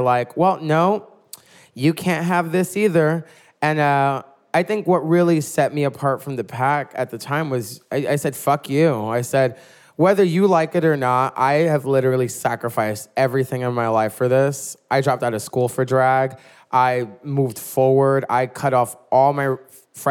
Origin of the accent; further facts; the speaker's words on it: New York City, New York, United States; I was one of the few queens in Brooklyn when I started doing drag almost 10 years ago who was actually born and raised in New York and from Brooklyn